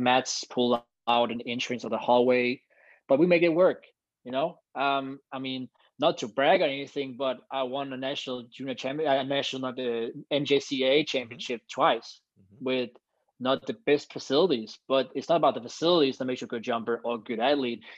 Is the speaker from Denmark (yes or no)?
yes; Copenhagen, Capital Region of Denmark, Denmark; also born or lived in United States; now in Copenhagen, Denmark; I'm from Copenhagen, Denmark, and I'm a long jumper